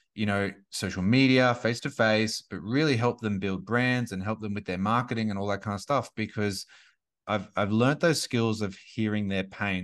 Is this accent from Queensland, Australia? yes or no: yes; Gold Coast, Queensland, Australia; moved away as an adult; now in Sunshine Coast, Australia; I grew up on the Gold Coast